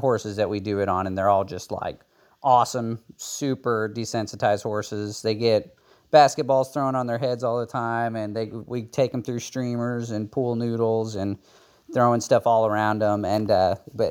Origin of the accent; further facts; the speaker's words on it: Melbourne, Arkansas, United States; I am from Melbourne, Arkansas. It's a small town in the Ozarks in north central Arkansas.